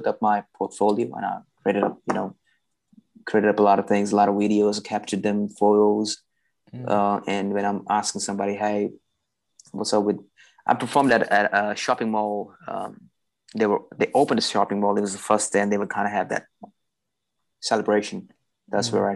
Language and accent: English; India; moved away as an adult; now in Australia; My background, I'm Indian. I'm not Aussie, by the way. I'm Indian. And I was doing my bachelor's degree. I used to study in India